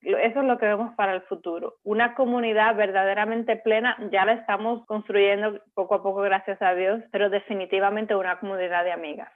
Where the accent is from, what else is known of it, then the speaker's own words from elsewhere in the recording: Dominican Republic; moved away as an adult; now in Miami, United States; Yo también soy dominicana